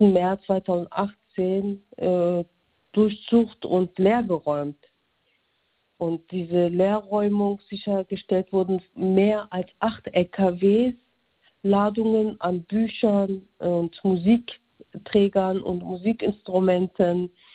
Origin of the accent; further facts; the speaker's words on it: Germany; Aus vierten, vierten Generation bin ich aus Deutschland